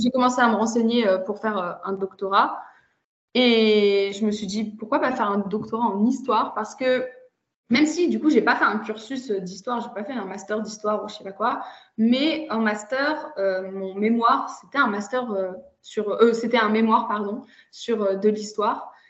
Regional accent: France; moved away as an adult; also born or lived in Germany / China / Lithuania; now in Russia; je suis née en Allemagne et euh, j'ai par contre surtout grandi entre la France et la Russie

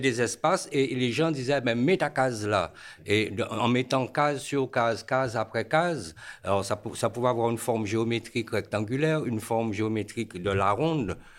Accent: Guadeloupe; moved away as an adult; also born or lived in Paris region, France; suis né en France, région parisienne. À l'âge de 4 ans, j'ai pris l'avion pour aller en Guadeloupe. Donc en fin de compte, jusqu'à 23 ans, de 4 ans à 23 ans, je suis resté en Guadeloupe.

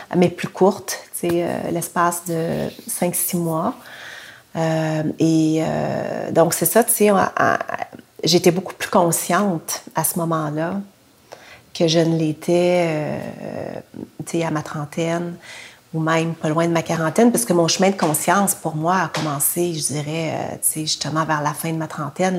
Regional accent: Quebec City, Quebec, Canada; je suis née à Québec dans les années 60, puis j'ai été adoptée par une famille euh, québécoise de souche

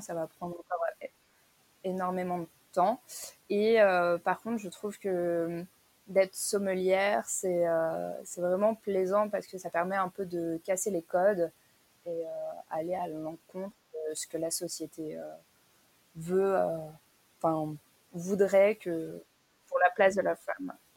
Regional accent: France; je suis française

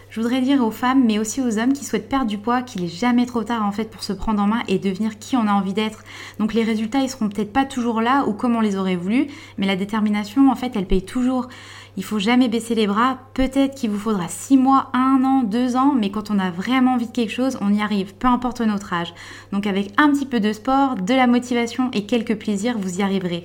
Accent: Vosges, Grand Est, France; je suis originaire des Vosges

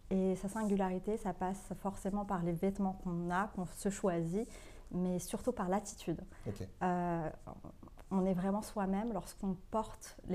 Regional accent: Morocco; moved away; moi, je suis marocaine

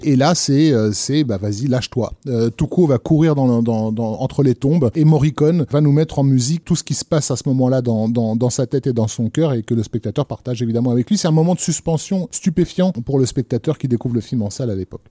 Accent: Algiers, Algiers Province, Algeria; moved away; je suis né à, à Alger

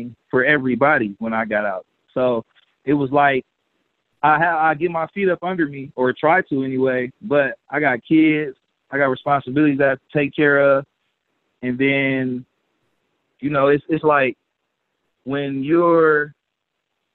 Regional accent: Milwaukee, Wisconsin, United States; I was born and raised in Milwaukee, Wisconsin.

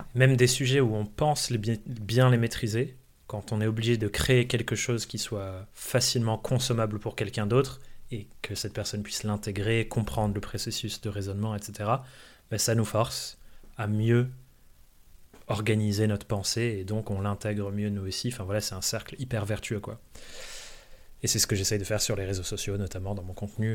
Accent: France; also born or lived in England; je suis anglais euh, de naissance, mais j'ai grandi en France

